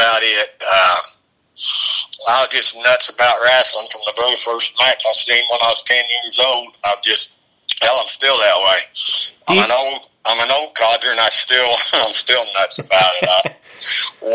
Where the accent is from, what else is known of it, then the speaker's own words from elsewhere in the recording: Kansas City, Kansas, United States; Kansas City, Kansas.